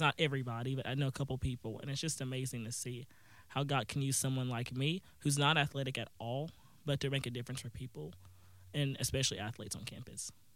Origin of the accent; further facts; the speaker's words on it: Booneville, Mississippi, United States; I'm from Boonville, Mississippi, that's where Northeast Mississippi Community College is.